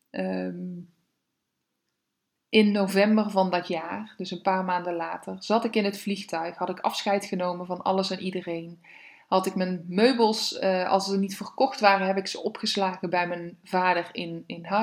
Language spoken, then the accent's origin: Dutch; Limburg, Netherlands; Ik, eh, ja, ik vertelde net al, ik kom uit Limburg. Ik heb daar gewoond.